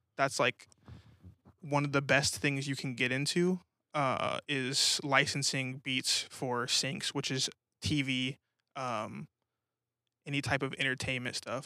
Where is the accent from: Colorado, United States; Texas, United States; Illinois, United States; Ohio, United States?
Colorado, United States; Colorado Springs; moved away as an adult; also born or lived in New Mexico / Grand Junction, Colorado; now in Tulsa, United States; I pretty much grew up in Colorado